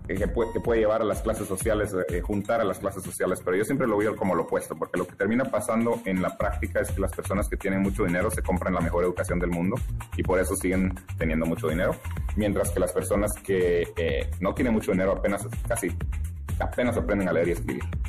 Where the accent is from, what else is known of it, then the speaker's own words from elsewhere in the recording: Guatemala; now in United States; yo soy de Guatemala